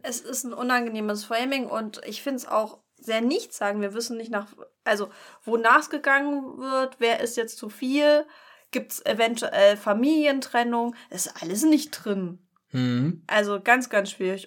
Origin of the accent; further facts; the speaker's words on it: Pulsnitz, Saxony, Germany; von Pulsnitz wo ich herkomme.